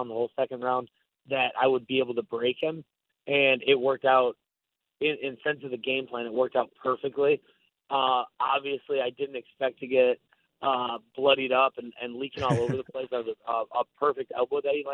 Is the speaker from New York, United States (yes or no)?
yes; Buffalo, New York, United States; moved away as an adult; now in Tampa, United States; I grew up in Buffalo and I've lived in Tampa the last 10 years